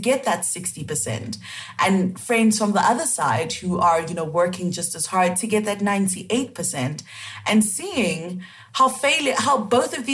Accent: Cameroon; accent: West African; moved away; also born or lived in South Africa; I'm originally from Cameroon, so that is in West Africa.

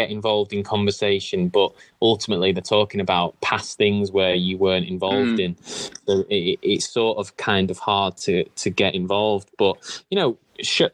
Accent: Manchester, North West England, United Kingdom; I'm from Manchester myself

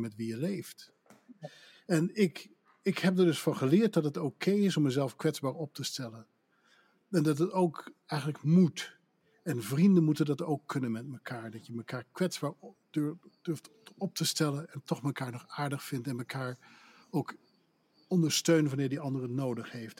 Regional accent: Netherlands; accent: Dutch; moved away as an adult; also born or lived in Pennsylvania / Newport, Vermont; now in United States; ik kwam daar net als een Hollander tussenin

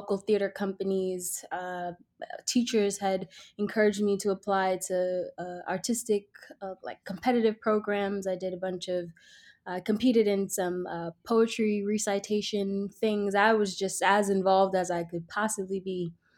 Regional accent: New York City, New York, United States; I am from Brooklyn, New York, East Flatbush, born and raised

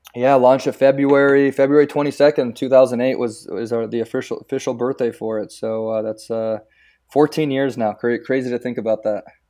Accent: San Pedro, California, United States; first language Croatian; English is a second language; growing up in San Pedro

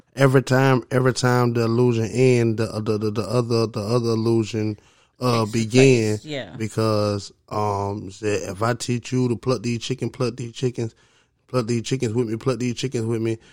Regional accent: Augusta, Georgia, United States; also born or lived in Alabama / Mississippi; I'm from Augusta, Georgia. You know what I mean? I've been all around the South

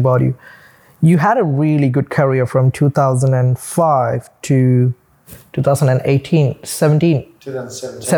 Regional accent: India; now in Australia; growing up in India in a tiny little village

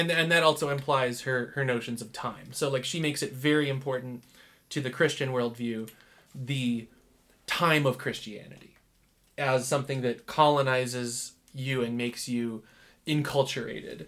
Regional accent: Michigan, United States; now in Salt Lake City, United States; I'm from Michigan

